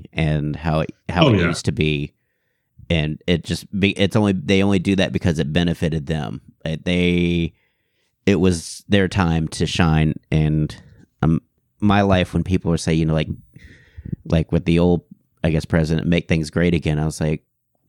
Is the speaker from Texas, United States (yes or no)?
yes; Houston, Texas, United States; I grew up in Houston and the suburbs